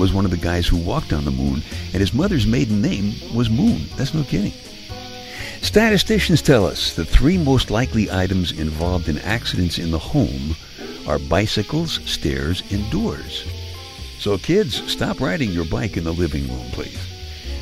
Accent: New York City, New York, United States; Now, I'm from Brooklyn. I grew up in Brooklyn.

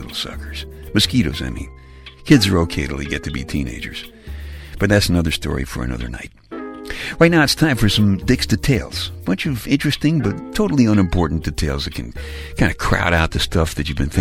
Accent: New York City, New York, United States; moved away; I'm from Brooklyn

